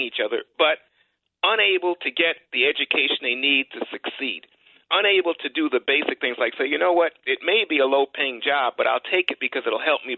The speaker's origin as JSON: {"language": "English", "town": "New York City", "region": "New York", "country": "United States", "tie": "born or raised there", "said": "I grew up in New York"}